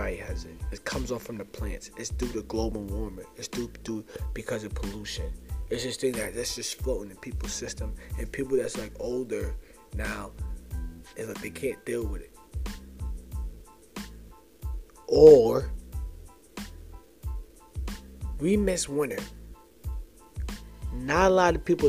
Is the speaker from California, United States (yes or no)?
no; New Jersey, United States; now in upstate New York, United States; I'm from New Jersey